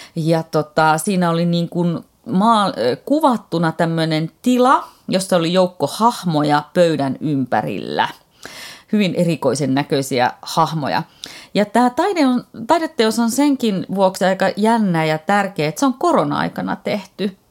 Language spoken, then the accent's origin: Finnish; Oulu, North Ostrobothnia, Finland; minä olen viettänyt lapsuuteni ja nuoruuteni Oulussa